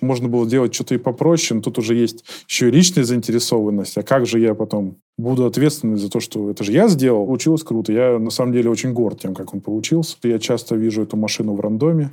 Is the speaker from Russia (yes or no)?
yes; Liski, Voronezh Oblast, Russia; Сам я из Воронежской области из города Лиски